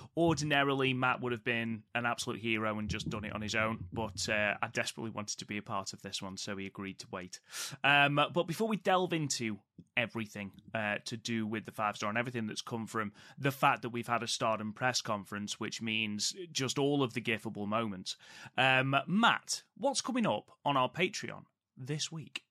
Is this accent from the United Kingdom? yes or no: yes; United Kingdom